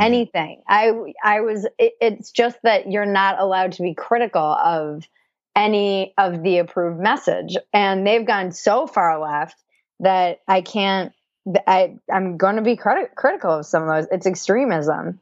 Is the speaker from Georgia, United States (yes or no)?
no; East Coast, Rhode Island, United States; I come from the East Coast